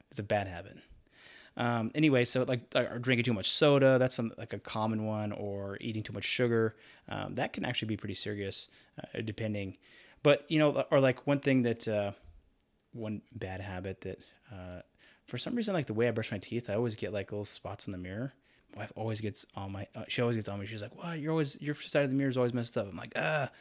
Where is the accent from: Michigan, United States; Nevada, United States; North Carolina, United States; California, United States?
North Carolina, United States; Charlotte; moved away as an adult; also born or lived in Idaho / Utah; I grew up in North Carolina, Charlotte area